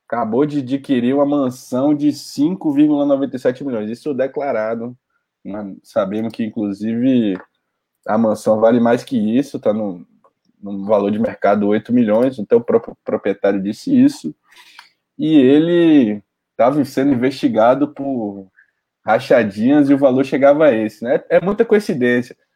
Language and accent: Portuguese; Ibirité, Minas Gerais, Brazil; Sou de Birité, em Minas Gerais.